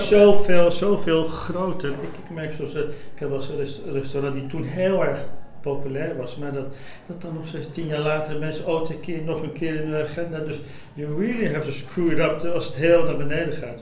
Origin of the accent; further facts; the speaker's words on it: Morocco; Ik kom uit Marokko